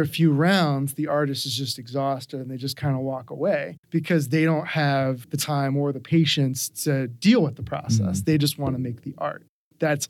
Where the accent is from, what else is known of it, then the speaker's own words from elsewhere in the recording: Philadelphia, Pennsylvania, United States; When I was a kid growing up in Philly